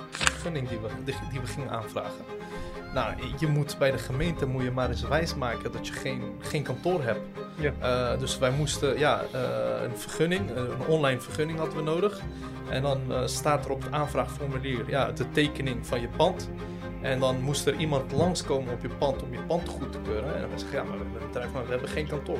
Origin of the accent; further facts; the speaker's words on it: Rotterdam, South Holland, Netherlands; also born or lived in The Hague; now in Ridderkerk, Netherlands; geboren in Den Haag, opgegroeid in Rotterdam, eh, wonend nu in Ridderkerk